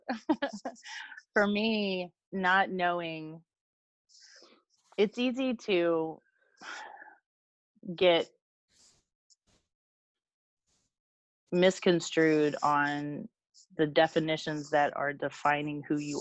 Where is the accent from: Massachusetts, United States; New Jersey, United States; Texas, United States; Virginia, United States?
Virginia, United States; I grew up in Virginia